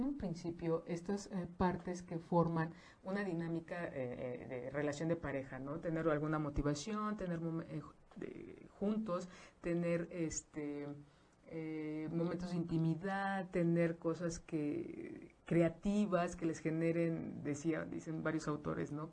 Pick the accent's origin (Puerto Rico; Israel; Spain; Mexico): Mexico; como mexicanos